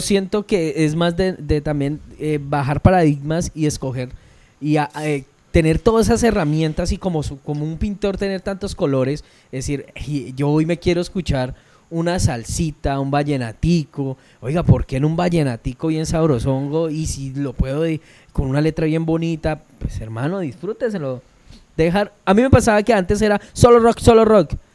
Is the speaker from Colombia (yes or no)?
yes; Llanos Orientales, Colombia; Yo soy llanero